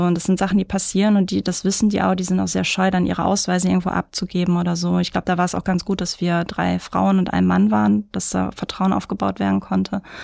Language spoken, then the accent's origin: German; Mülheim an der Ruhr, North Rhine-Westphalia, Germany; also born or lived in Karlsruhe; now in Duisburg, Germany; Ich bin in Mülheim-Speldorf groß geworden